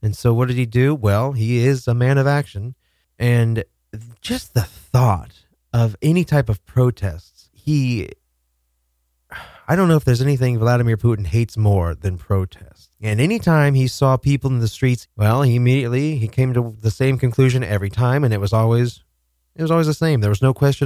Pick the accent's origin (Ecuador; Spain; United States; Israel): United States; we Americans